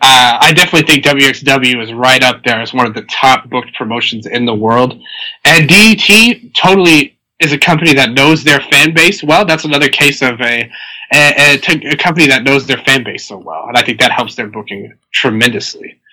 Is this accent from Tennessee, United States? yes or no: yes; Tennessee, United States; I'm from Tennessee